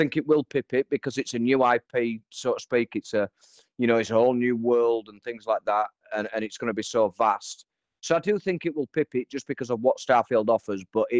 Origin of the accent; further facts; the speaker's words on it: Liechtenstein; I even named all the roads the same as what my roads are called where I live. So, yeah, I will be that geek that goes and attempts to build Liechtenstein on City